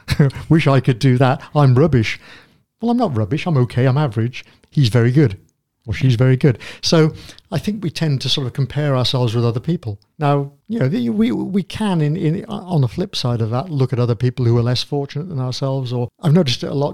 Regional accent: United Kingdom; we're British

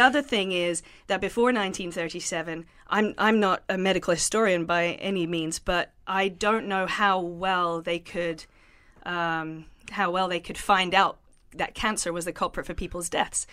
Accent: London, United Kingdom; moved away as an adult; I grew up in South London. Uh, I lived there with my family until I was nineteen years

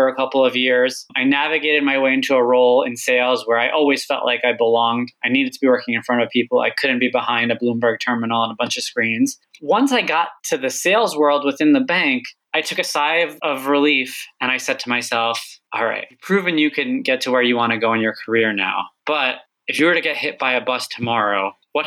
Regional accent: Long Island, New York, United States; also born or lived in Egypt / California; growing up on Long Island, a lot of my friends' parents worked in banking.

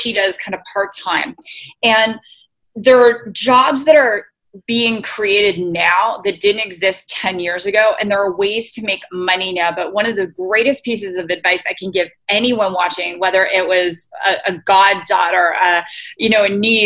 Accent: Canada; moved away; When I was in Canada, so I'm originally Canadian

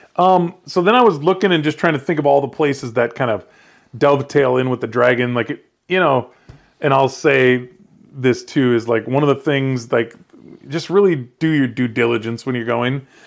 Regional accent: Iowa, United States; I'm from Iowa, but I grew up riding dirt bikes just in the yard

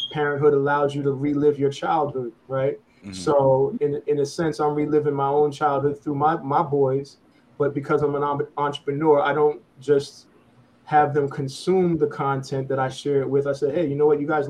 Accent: New York City, New York, United States; I'm from New York

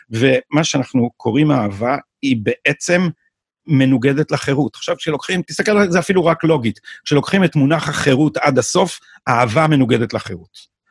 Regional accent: Jerusalem, Jerusalem District, Israel; born there; אני, אני ירושלמי לידה, כאילו

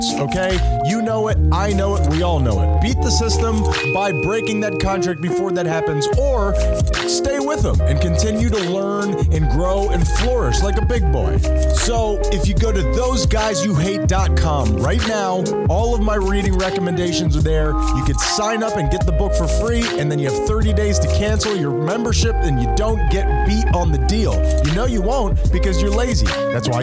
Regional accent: Fort Lauderdale, Florida, United States; I grew up in Fort Lauderdale, which is not as heavy of a Spanish culture

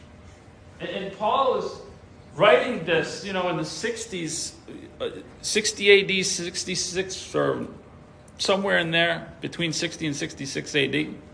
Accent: New York, United States; it was the congregation where we were when I was born in New York

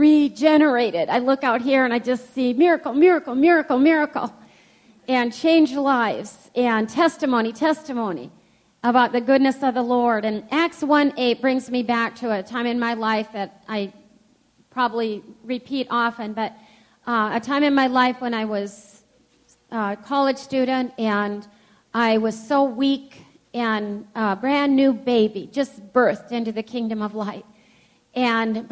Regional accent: United States; growing up in the United States of America

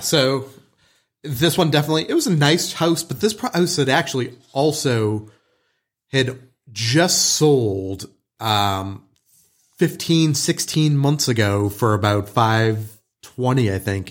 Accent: Boston, Massachusetts, United States; moved away; growing up in Boston

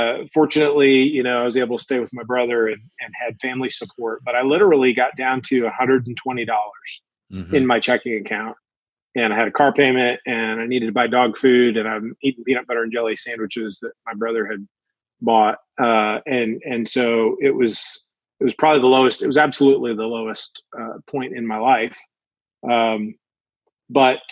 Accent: Chicago, Illinois, United States; moved away as an adult; also born or lived in Pennsylvania / Michigan; now in Northwest Arkansas, United States; I grew up outside of Chicago, Illinois, in the suburbs of Chicagoland

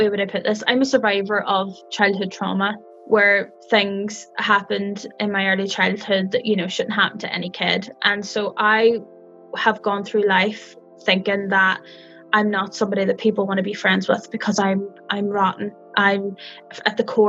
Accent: Northern Ireland, United Kingdom; I'm from a different part of Northern Ireland, but I live here now.

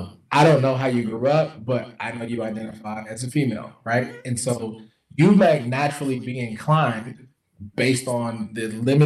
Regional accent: the South, United States; I'm from the South.

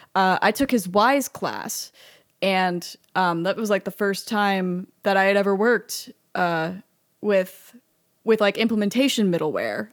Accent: Austin, Texas, United States; I was at U T and I grew up in Austin

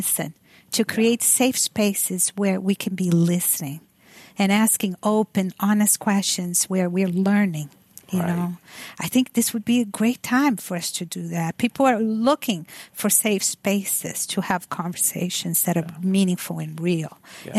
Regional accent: Brazil; moved away; I'm from Brazil.

